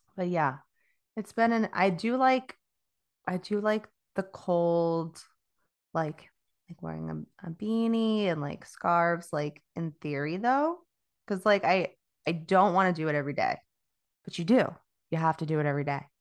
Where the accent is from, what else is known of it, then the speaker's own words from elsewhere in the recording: Florida, United States; moved away as an adult; I'm from Florida. I, I, I was born and raised there